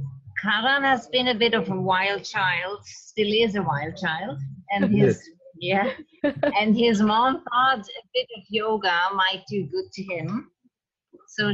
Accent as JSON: {"language": "English", "country": "Switzerland", "said": "I'm from Switzerland and I kept coming to India since about 14 years."}